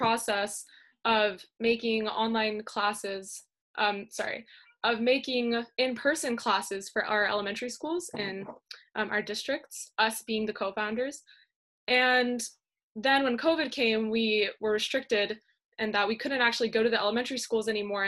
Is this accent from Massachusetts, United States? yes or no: no; San Jose, California, United States; I'm from San Jose, California, and I'm currently a senior in Lee High School